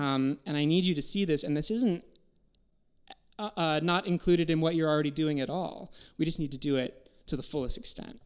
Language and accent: English; Wisconsin, United States; growing up in Wisconsin